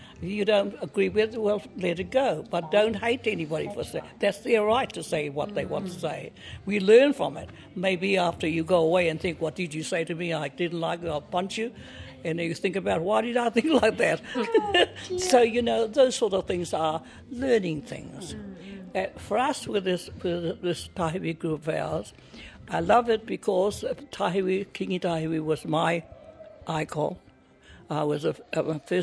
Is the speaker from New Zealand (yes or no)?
yes; Ngāpuhi, Northland, New Zealand; moved away as an adult; now in Wellington, New Zealand; I'm from Ngāpuhi, from the Mahurihuri, and my marae is o Tātara, and my awa is Waima